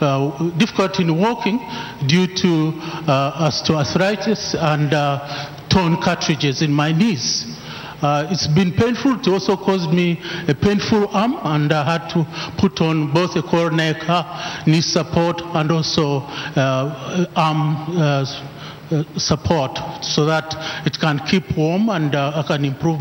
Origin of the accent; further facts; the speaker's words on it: United Kingdom; I'm from United Kingdom. I'm 59 years old.